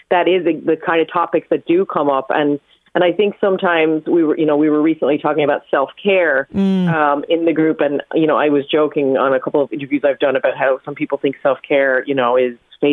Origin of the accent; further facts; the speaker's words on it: New York, United States; moved away; my mother in the 80s in New York, growing up in New York